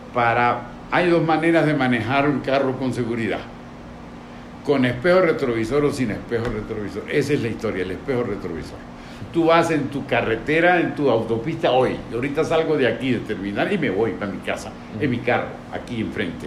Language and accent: Spanish; Venezuela